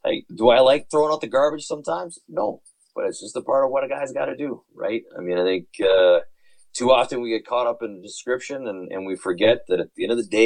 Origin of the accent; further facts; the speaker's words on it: Winnipeg, Manitoba, Canada; moved away; I was from Winnipeg